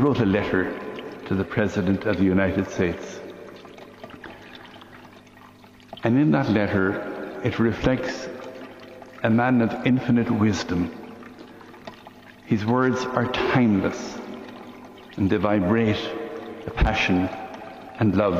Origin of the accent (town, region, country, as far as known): Limerick, Munster, Ireland; born or raised there